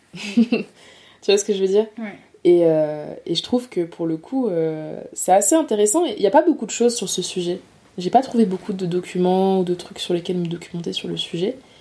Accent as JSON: {"language": "French", "area": "Nord-Pas-de-Calais", "region": "Hauts-de-France", "country": "France", "tie": "born or raised there", "also_born_or_lived": "Les Abymes, Guadeloupe", "said": "je viens du nord de la France, du nord-pas-de-Calais"}